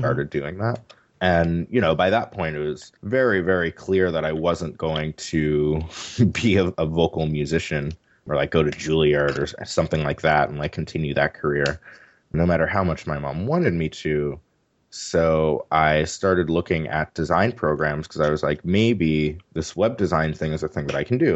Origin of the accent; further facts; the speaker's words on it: New York City, New York, United States; moved away as an adult; also born or lived in Pittsburgh, United States; now in San Francisco, United States; I was born and raised in New York City